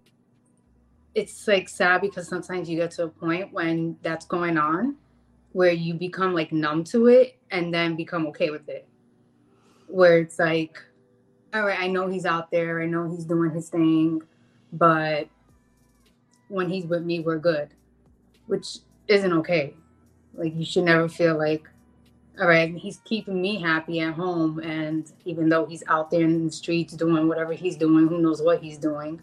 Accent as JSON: {"language": "English", "town": "Jersey City", "region": "New Jersey", "country": "United States", "tie": "born or raised there", "moved": "yes", "lives_now": "Kentucky, United States", "said": "we grew up in Jersey City. So I'm originally from there, but I now live in Kentucky"}